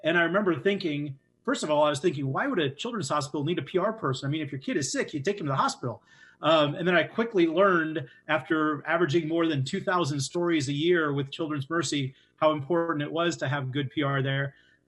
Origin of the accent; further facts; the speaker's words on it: Central Iowa, United States; moved away as an adult; now in Kansas City, United States; So moved to Kansas City 20 years ago. As Justin said, I grew up in Central Iowa, another town of 6,000, and so I moved down here